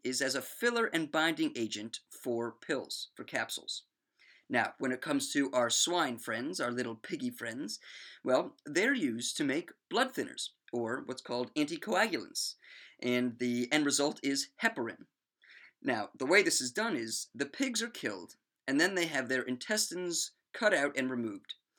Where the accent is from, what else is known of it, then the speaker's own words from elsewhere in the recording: Maryland, United States; my home state of Maryland